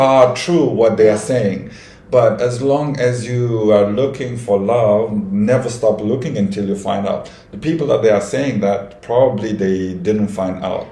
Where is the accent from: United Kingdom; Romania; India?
Romania; moved away as an adult; now in Dubai, United Arab Emirates; I'm from Romania. 38 years old. Uh, in Dubai for more than 11 years.